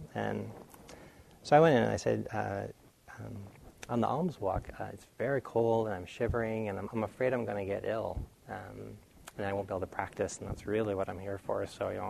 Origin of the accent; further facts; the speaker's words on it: New England, United States; I grew up in New England where it gets very cold